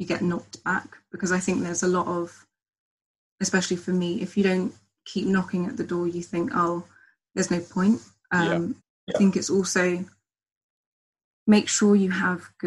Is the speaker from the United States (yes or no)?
no; Hertfordshire, East of England, United Kingdom; also born or lived in St. Vincent (heritage) / Barbados (heritage) / Jamaica (heritage); now in London, United Kingdom; I'm originally from Hertfordshire and I live in London now in Wandsworth.